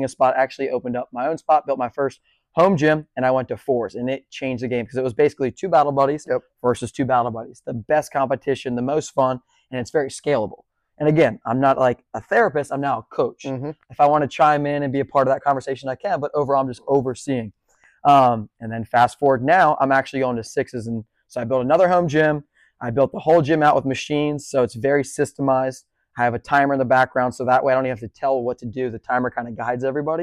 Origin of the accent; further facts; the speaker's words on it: Bethany Beach, Delaware, United States; now in Charleston, United States; I grew up in Bethany Beach, Delaware.